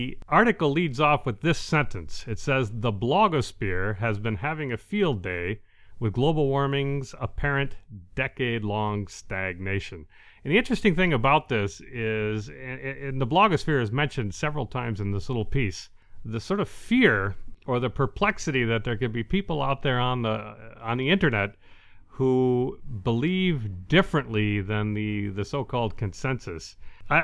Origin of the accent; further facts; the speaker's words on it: Detroit, Michigan, United States; also born or lived in Gaylord; Now, I grew up in Detroit, but when I was middle school aged, our family had moved to the Great White North, or very near it, to the very tip of the mitt of Michigan in a small town called Gaylord.